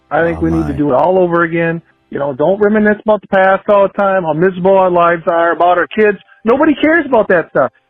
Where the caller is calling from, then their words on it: Rochester, United States; I'm calling from Rochester.